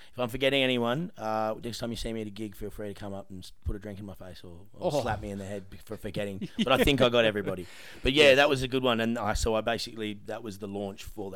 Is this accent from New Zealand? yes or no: no; Perth, Western Australia, Australia; now in Dianella, Australia; I grew up in Balga, and I'd lived in Balga for a very long time, and then a few years ago, my partner and I moved to Dianella